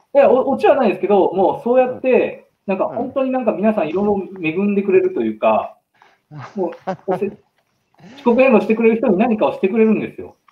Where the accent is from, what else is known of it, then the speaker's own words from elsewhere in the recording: Tahara, Aichi, Japan; 農業の大生産地に生まれ育って